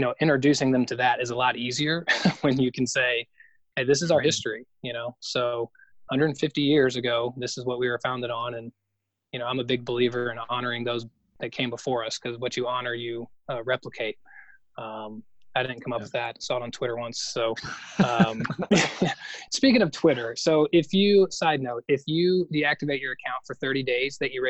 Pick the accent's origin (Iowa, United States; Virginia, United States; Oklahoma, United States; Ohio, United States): Oklahoma, United States; I was born in Oklahoma